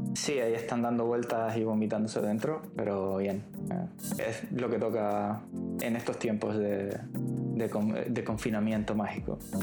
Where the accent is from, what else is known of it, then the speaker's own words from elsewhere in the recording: Spain; como buenos españoles que somos